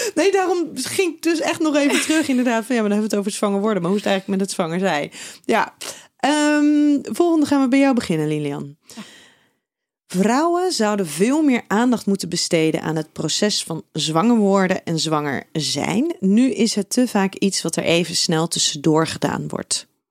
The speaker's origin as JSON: {"language": "Dutch", "town": "Schiedam", "region": "South Holland", "country": "Netherlands", "said": "jij komt ook uit Schiedam, net als ik"}